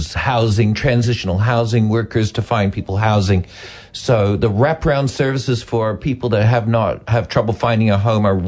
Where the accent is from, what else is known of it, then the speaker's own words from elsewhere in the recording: Canada; now in New Zealand; I'm Canadian.